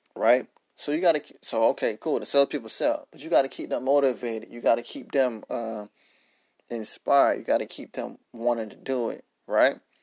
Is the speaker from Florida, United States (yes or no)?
yes; Miami, Florida, United States; Miami. Shout out to my hometown.